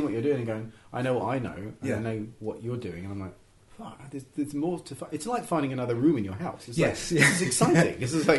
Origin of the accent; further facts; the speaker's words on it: England, United Kingdom; I'm very English, I'm very couched in that kind of traditional thing, quite a conservative background